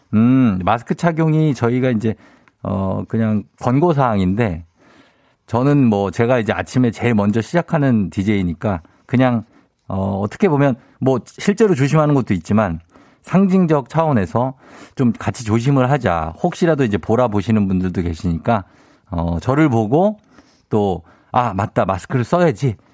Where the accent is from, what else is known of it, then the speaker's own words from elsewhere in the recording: Busan, South Korea; 전 부산 사람이라